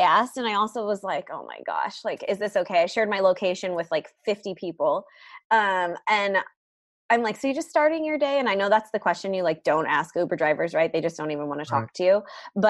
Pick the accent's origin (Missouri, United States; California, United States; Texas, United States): California, United States; San Diego; I am from San Diego, California. Born and raised? Yep.